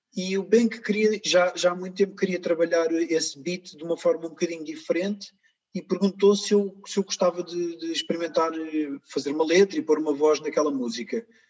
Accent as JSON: {"language": "Portuguese", "country": "Portugal", "tie": "born or raised there", "said": "eu nasci cá e eu cresci com amigos cá"}